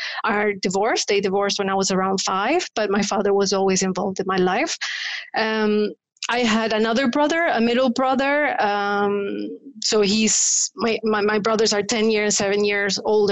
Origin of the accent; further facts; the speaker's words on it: Paraguay; first language Spanish; English is a second language; moved away as an adult; So I grew up in Paraguay. I was born in Paraguay and I lived there until I was 20. I speak Spanish. That's my mother tongue.